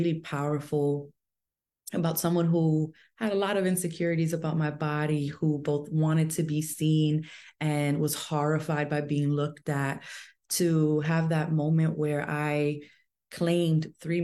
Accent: New York City, New York, United States; I was born and raised in New York City.

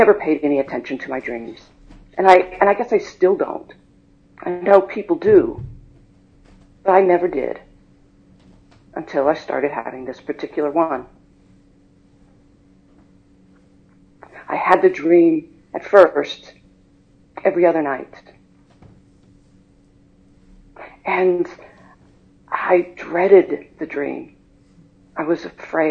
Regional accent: High Point, North Carolina, United States; I was born and raised in High Point, North Carolina.

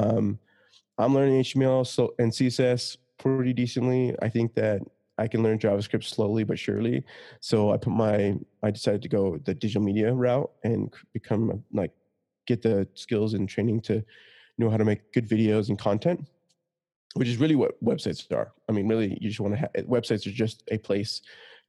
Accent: Utah, United States; I grew up in Utah

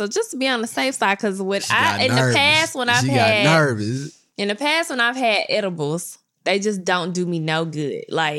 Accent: Memphis, Tennessee, United States; So I'm also from Memphis, right? I've lived in some places.

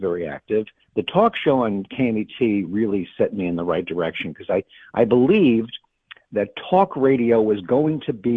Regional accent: New York City, New York, United States; moved away; also born or lived in Los Angeles; I grew up in New York

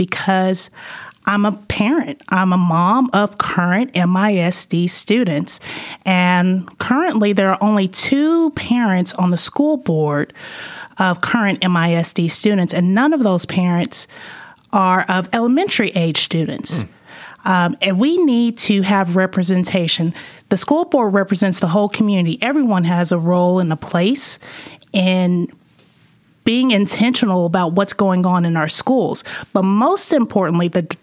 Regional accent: Arlington, Virginia, United States; moved away as an adult; also born or lived in California / North Carolina / Tulsa, Oklahoma; I'm from this area. I grew up in Arlington mostly

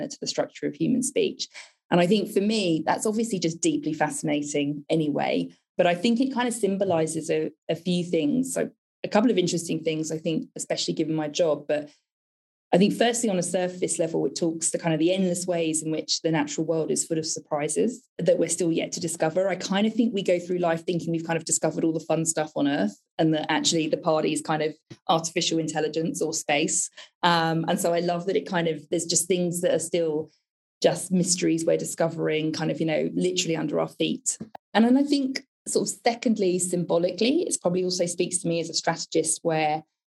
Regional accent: United Kingdom; how British I was

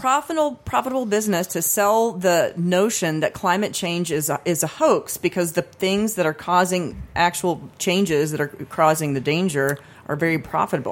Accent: United States; being born into America

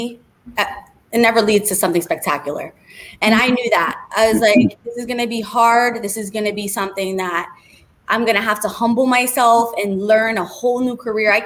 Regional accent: New York City, New York, United States; moved away as an adult; also born or lived in New Jersey; now in Boca Raton, United States; I am actually from New York. I grew up in the Bronx. I grew up in the projects

